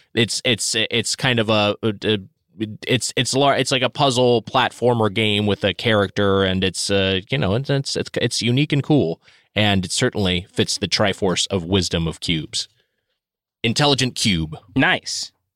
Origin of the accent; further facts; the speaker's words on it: Southern California, United States; I grew up in Southern California